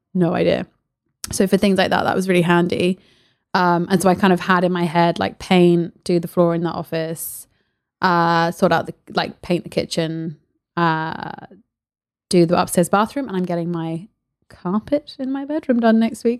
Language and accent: English; Paris, Île-de-France, France; moved away; I grew up in Paris. My mum was an artist, so we, you know, me and my sister grew up going to all the galleries